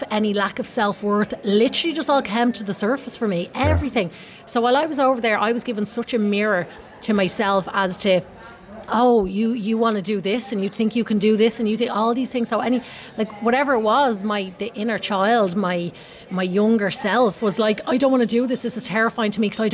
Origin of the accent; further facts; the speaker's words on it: Tallaght, Leinster, Ireland; moved away as an adult; also born or lived in Los Angeles; I grew up in Tallaght